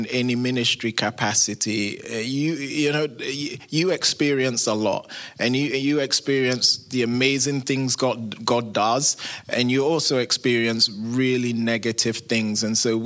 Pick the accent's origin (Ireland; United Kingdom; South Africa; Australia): United Kingdom; London; moved away as an adult; now in United States; you can tell I'm not from America, originally from England, London